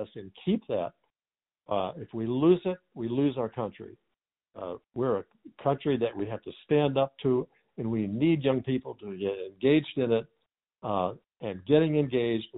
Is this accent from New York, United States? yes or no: no; Jackson, Michigan, United States; moved away as an adult; now in Indiana, United States; I was born and raised in lower Michigan in Jackson